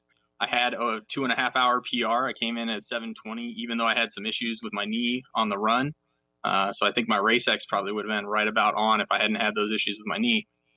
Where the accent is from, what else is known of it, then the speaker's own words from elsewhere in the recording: Seattle, Washington, United States; I grew up in Seattle. Or near Seattle, and every year there's this festival called Seafair.